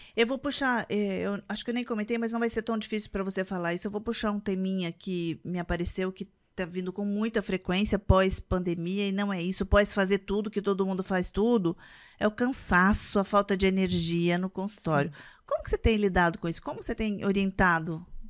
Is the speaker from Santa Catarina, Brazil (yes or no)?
no; Minas Gerais, Brazil; Eu, eu sou mineira